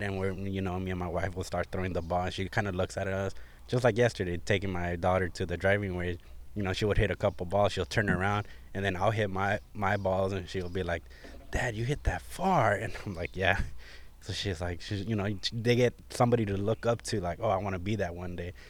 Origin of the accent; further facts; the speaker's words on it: Artesia, California, United States; I grew up in Artesia, California. I lived there for pretty much thirty-one years